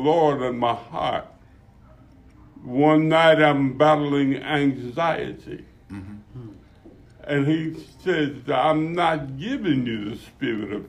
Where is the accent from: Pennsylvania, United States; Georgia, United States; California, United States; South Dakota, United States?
Pennsylvania, United States; Philadelphia; knuckleheads from North Philadelphia